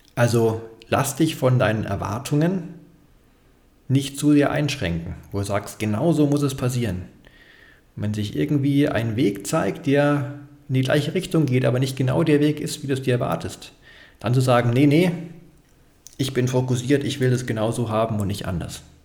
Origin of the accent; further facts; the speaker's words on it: Bavaria, Germany; für mich als Bayer